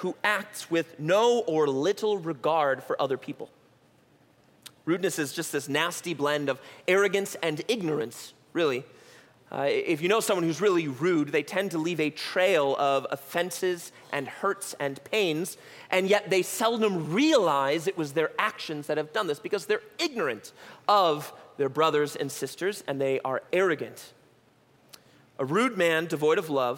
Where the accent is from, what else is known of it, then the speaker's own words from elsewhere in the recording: United States; as American Christians